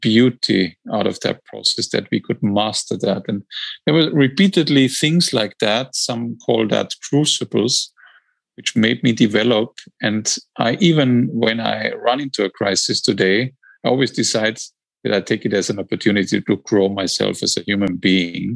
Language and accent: English; Austria; now in London, United Kingdom; I'm also building a small little house in my home country, Austria